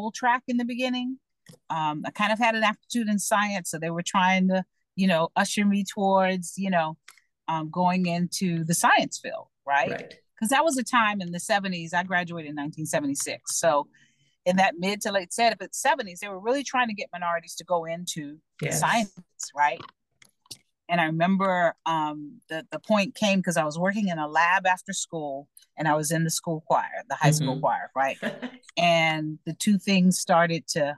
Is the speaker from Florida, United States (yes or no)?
yes; Miami, Florida, United States; I was born in Miami